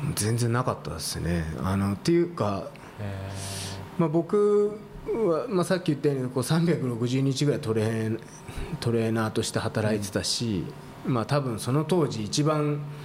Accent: Kanagawa, Japan; 僕生まれも育ちも湘南だったんで

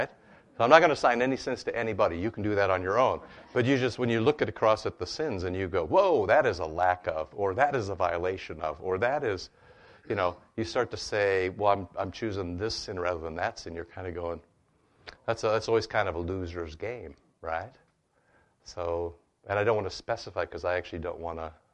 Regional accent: United States; growing up in America

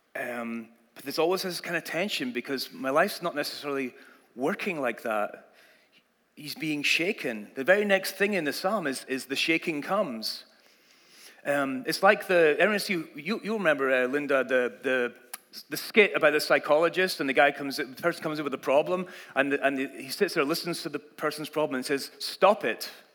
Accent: Scotland, United Kingdom; moved away as an adult; now in United States; I grew up in Scotland and that was the language you learned

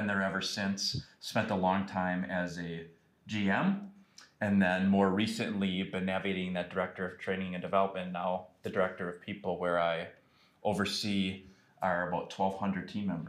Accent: Manitowoc, Wisconsin, United States; moved away as an adult; now in Milwaukee, United States; I am from Manitowoc, Wisconsin. So, way up north in the sticks, right?

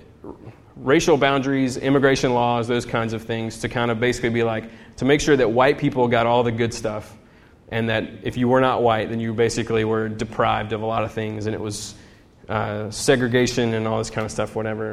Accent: United States; as an American

